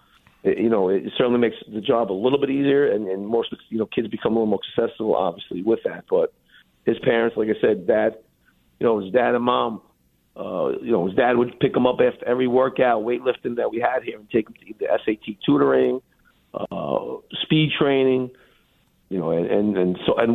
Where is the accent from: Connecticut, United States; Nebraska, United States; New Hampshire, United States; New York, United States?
New York, United States; New York City; I played for Lafayette High School. I'm from Brooklyn, so never left there. I still live in Brooklyn, live in Dyker Heights